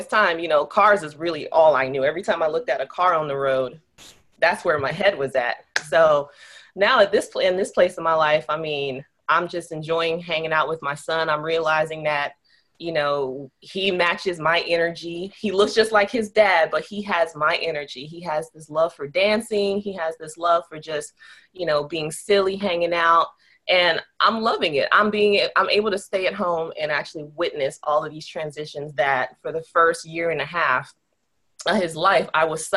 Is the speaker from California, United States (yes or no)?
no; Miami, Florida, United States; moved away as an adult; now in St. Augustine, United States; I'm from South Florida. I'm from Miami